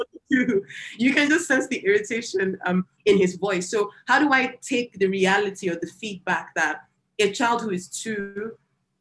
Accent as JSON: {"language": "English", "country": "Nigeria", "tie": "born or raised there", "said": "growing up in Nigeria"}